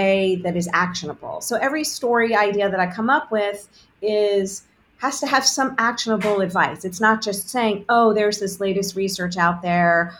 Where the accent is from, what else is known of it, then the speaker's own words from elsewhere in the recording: Augusta, Georgia, United States; I grew up in Augusta, Georgia